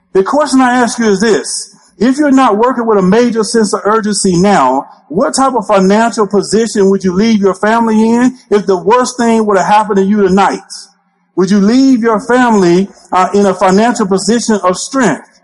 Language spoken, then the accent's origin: English; Alabama, United States; I'm originally from the state of Alabama.